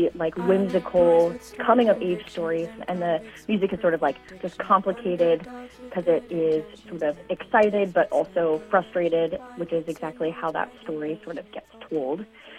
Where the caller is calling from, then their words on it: Chicago, Illinois, United States; I'm calling from Chicago, Illinois.